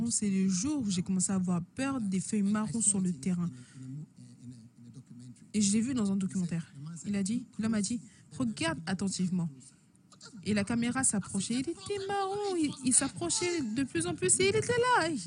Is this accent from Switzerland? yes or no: yes; Switzerland; born there; La Suisse, c'est aussi mon pays natal